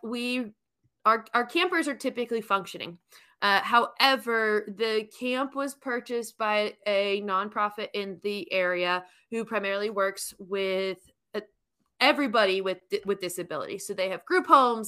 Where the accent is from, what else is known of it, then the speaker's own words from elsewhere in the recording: New York, United States; moved away as an adult; now in Alabama, United States; I am born and raised in New York